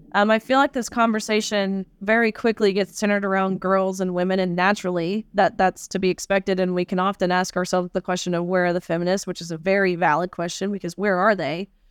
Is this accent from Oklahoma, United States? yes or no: no; Tennessee, United States; my home state of Tennessee